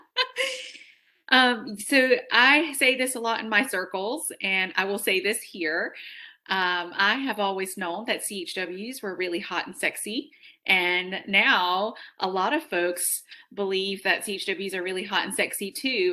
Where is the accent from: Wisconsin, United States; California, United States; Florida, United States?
California, United States; Fresno; i was born in fresno california